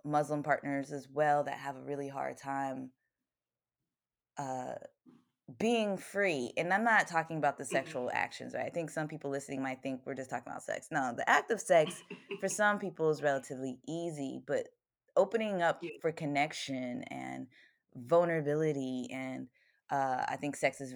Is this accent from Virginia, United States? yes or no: yes; Virginia, United States; moved away as an adult; also born or lived in Baltimore area; I grew up in Virginia